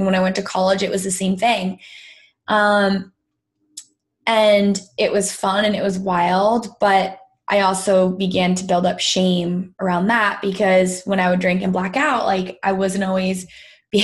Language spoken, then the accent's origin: English; Greenwich, Connecticut, United States; I was born and raised in Greenwich, Connecticut.